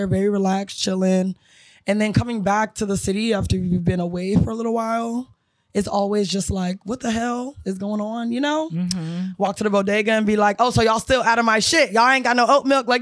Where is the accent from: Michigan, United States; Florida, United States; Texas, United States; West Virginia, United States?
Florida, United States; Miami; also born or lived in Brooklyn; now in New York, United States; I'm from Miami, Fort Lauderdale area